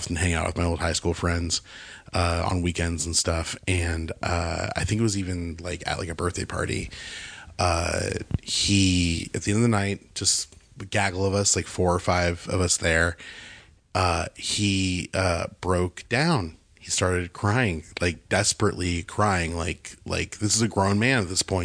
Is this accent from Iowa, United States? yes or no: no; Bakersfield, California, United States; moved away; I was back home because I grew up in Bakersfield, California